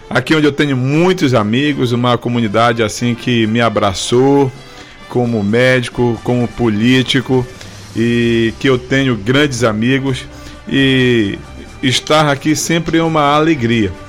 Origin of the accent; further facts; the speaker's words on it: Capanema, Brazil; Mas assim, Valdemir, eu já sou de Capanema assim, já fui candidato duas vezes, 2016 e 2020.